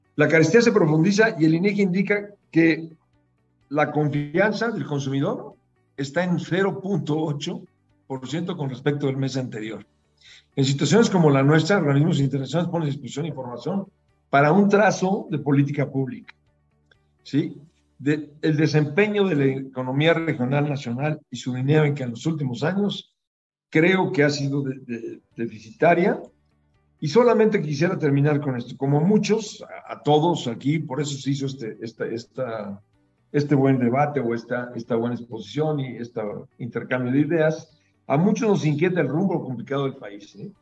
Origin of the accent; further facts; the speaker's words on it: Mexico; somos los mexicanos